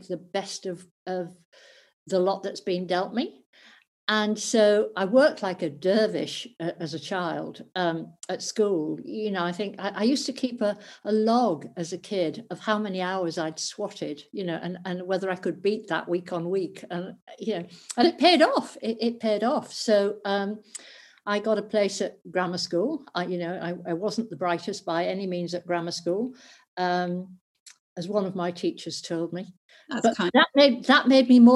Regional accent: North East England, United Kingdom; I grew up in the northeast of England

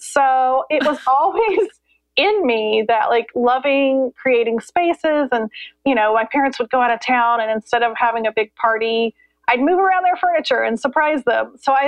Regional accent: Columbus, Indiana, United States; now in North Carolina, United States; Well, I grew up in Columbus, Indiana, so the Midwest, and now we live in North Carolina.

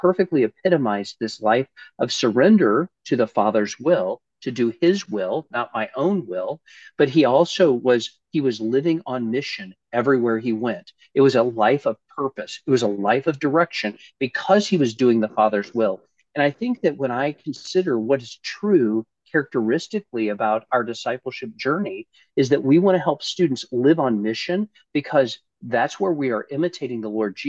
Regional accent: Jefferson City, Missouri, United States; moved away as an adult; also born or lived in St. Louis, Missouri / California / Romania; now in Orlando, United States; I grew up in Jefferson City, Missouri. I'm a native Missourian

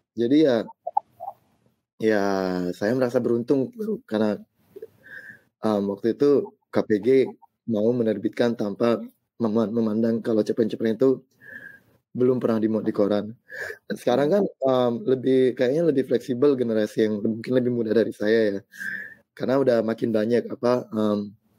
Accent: South Sumatra, Indonesia; saya juga lahir di kota, di kota kecil di Sumatera Selatan

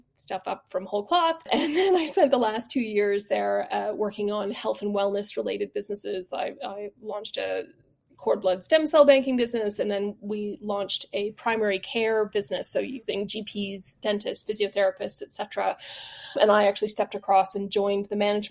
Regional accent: Canada; moved away as an adult; also born or lived in Quebec; now in United Kingdom; I'm not British by birth, though I've lived here now for 22 years. I am Canadian by origin

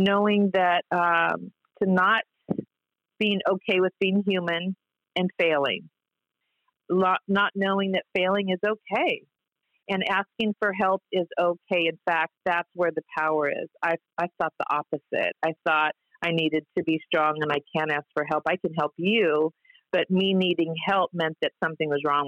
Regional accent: Orange County, California, United States; I grew up in Orange County, I had a house in Laguna Niguel

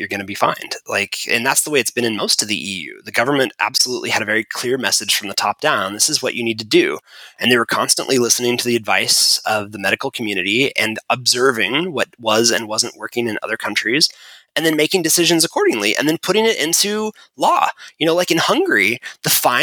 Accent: United States; we're from America

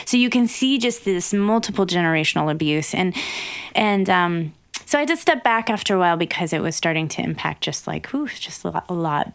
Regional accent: Wyoming, United States; born or raised there

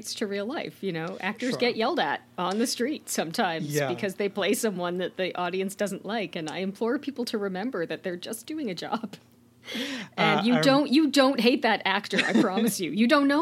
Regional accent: Oshawa, Ontario, Canada; my hometown of Oshawa, Ontario

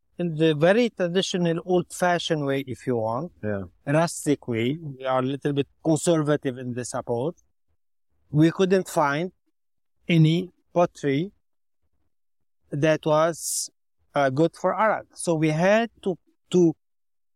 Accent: Chiyah, Beirut suburbs, Mount Lebanon, Lebanon; I'm originally from Shia, that is Beirut, suburbs

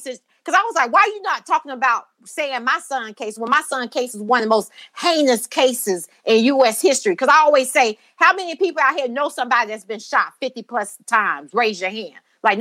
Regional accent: Brunswick, Georgia, United States; I'm from Brunswick, Georgia. That's where I was born and raised

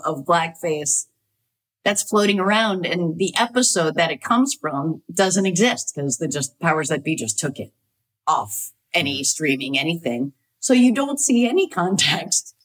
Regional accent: New Hampshire, United States; I grew up in New Hampshire, so I I didn't see a lot of theater other than like community theater.

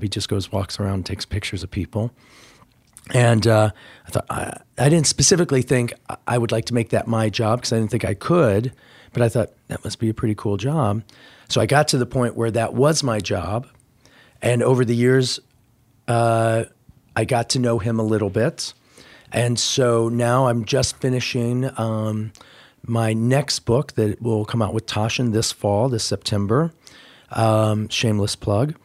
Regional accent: Indiana, United States; moved away; I grew up in Indiana

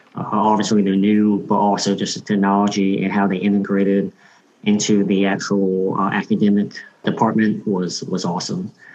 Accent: Georgia, United States; also born or lived in South Korea; I was born in South Korea. Grew up most of my life in Georgia

